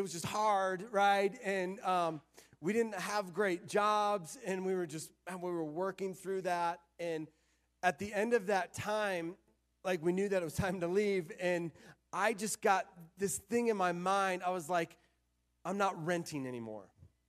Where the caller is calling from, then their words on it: Florida, United States; also born or lived in Arizona; we moved from Florida to Arizona. We lived in Arizona for a couple of years, and then we just really felt God calling us to move back to Florida.